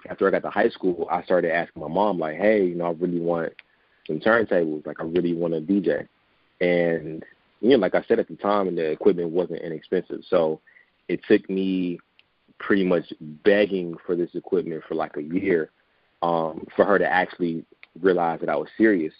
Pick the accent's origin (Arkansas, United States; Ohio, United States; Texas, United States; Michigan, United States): Michigan, United States; Detroit; I was born and raised in Detroit on the west side